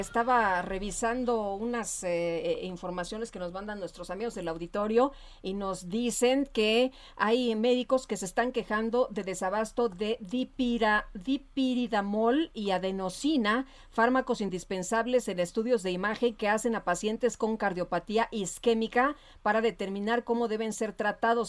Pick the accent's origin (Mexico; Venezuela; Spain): Mexico; Mexico City; Allá en mi, en mi pueblo, en Guajimalpa